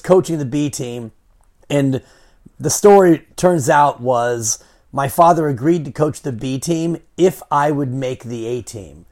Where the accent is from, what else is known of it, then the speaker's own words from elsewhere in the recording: Fairfax, California, United States; growing up on Cascade Drive in Fairfax